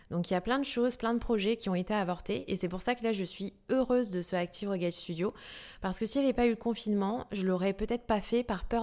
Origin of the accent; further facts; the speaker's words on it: New Caledonia; je suis née en Nouvelle-Calédonie et j'ai vraiment été au contact à la nature très très jeune.